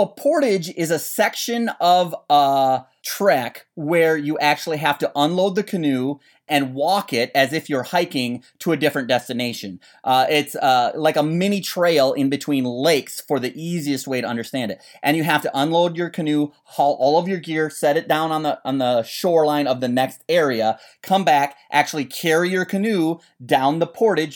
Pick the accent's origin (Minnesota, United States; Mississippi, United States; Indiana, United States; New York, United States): Minnesota, United States; I grew up in Minnesota